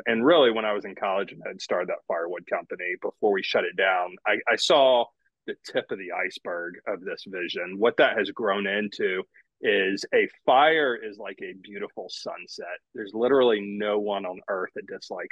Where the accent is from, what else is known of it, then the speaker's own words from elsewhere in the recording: Northwest Georgia near Chattanooga, United States; I grew up in Northwest Georgia near Chattanooga, part of a fairly poor family, large, one of eight kids